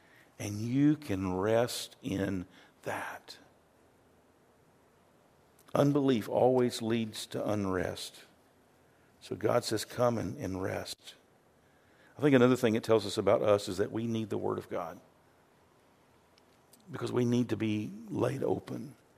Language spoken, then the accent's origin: English; the South, United States; growing up in Baptist churches in the South, there was a lot of hellfire and brimstone.